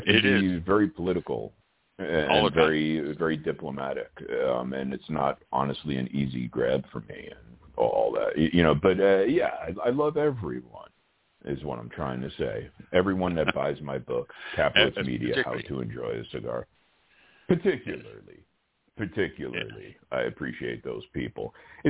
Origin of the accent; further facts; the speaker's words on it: New York City, New York, United States; moved away; I was born and raised in Brooklyn, New York.